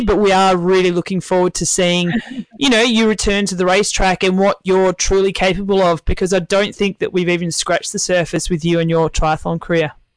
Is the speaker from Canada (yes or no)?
no; Tasmania, Australia; moved away as an adult; I moved away from Tasmania when I was 21